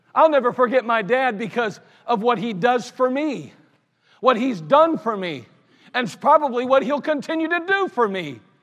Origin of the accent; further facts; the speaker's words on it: United States; I'm glad I'm an American. I'm glad I live in the United States of America